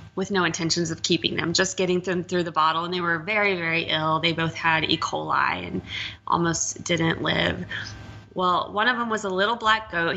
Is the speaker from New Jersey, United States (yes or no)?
no; Texas, United States; moved away; I'm from Texas